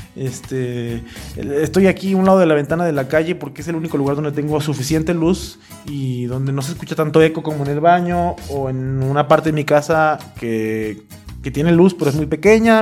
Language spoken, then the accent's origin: Spanish; Mexico; a mí, como mexicano